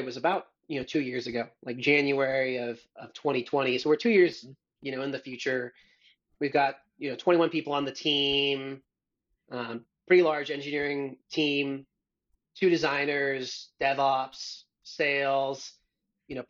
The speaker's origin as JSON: {"language": "English", "town": "Missoula", "region": "Montana", "country": "United States", "tie": "born or raised there", "also_born_or_lived": "Australia", "moved": "as an adult", "lives_now": "San Francisco, United States", "said": "in Montana, in my hometown"}